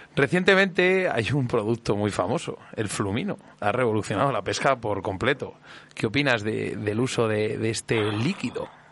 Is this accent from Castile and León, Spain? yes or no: yes; Íscar, Castile and León, Spain; con 15 años. Claro en unas chargas ahí a lo de, a lo de mi pueblo, en Iscar, en el río Pirón